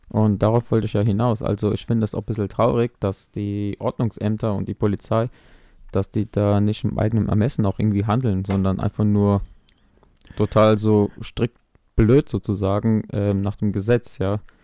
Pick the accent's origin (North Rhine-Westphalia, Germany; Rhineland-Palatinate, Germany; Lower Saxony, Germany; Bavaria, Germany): Rhineland-Palatinate, Germany; Mainz; ich bin in Mainz geboren